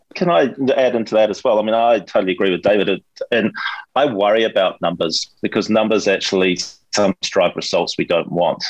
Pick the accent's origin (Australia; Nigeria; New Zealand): New Zealand; Hawke's Bay; my hometown of, of Hawke's Bay